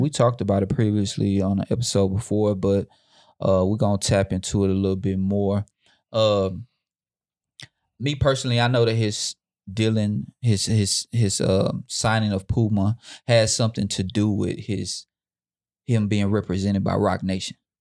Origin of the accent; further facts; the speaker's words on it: Houston, Texas, United States; I'm from Houston